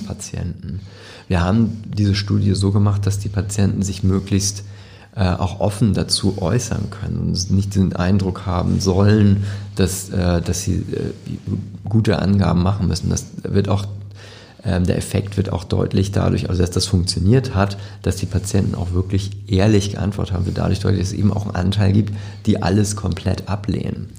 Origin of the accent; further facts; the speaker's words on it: Hamburg, Germany; also born or lived in Lübeck; Ich bin hier geboren und mhm. das ist meine Heimatstadt und ich, ich liebe Hamburg